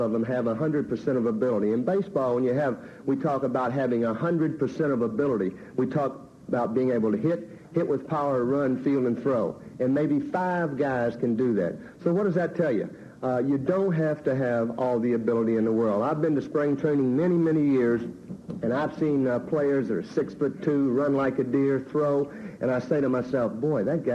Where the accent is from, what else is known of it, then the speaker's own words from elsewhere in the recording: Little Rock, Arkansas, United States; growing up in Little Rock, Arkansas